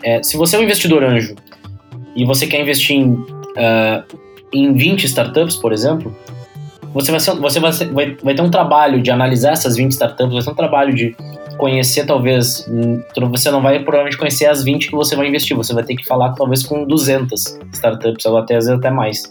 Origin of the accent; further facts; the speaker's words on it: Porto Alegre, Rio Grande do Sul, Brazil; nasci e morei em Porto Alegre é, toda a minha vida